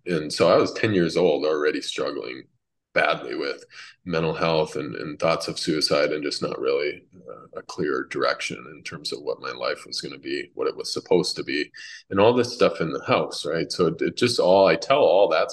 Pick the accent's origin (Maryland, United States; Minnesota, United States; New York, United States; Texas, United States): Minnesota, United States; also born or lived in Massachusetts; she moved us out to Minnesota where her father was